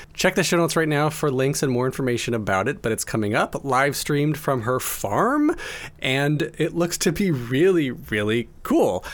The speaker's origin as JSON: {"language": "English", "country": "United States", "said": "as an American"}